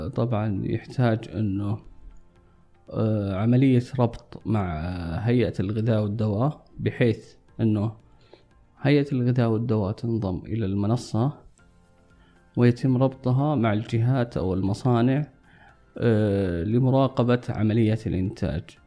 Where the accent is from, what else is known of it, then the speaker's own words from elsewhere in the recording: Saudi Arabia; عندنا في السعودية